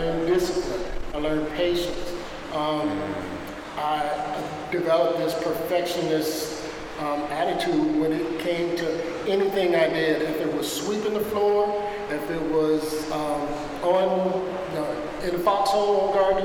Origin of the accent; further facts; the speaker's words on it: right outside Detroit, Michigan, United States; I grew up right outside Detroit